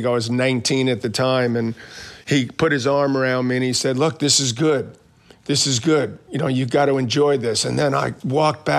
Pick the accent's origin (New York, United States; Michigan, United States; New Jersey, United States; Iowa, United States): New York, United States; New York City; I grew up in Queens